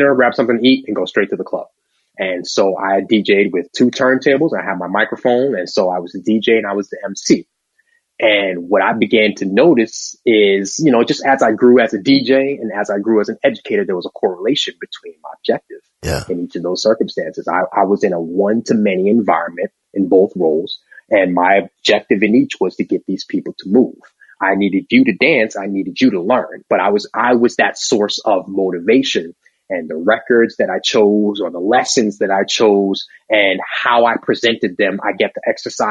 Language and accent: English; Long Island, New York, United States; now in Atlanta, United States; And I grew up on Long Island, where those two guys are from.